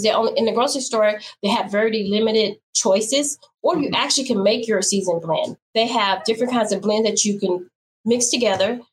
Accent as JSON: {"language": "English", "town": "Baton Rouge", "region": "Louisiana", "country": "United States", "said": "I'm from Baton Rouge, and okay. We don't say sha"}